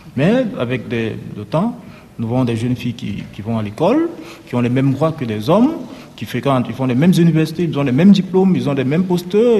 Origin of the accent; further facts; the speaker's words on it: Cameroon; moved away as an adult; now in Lesbos, Greece; chez moi au Cameroun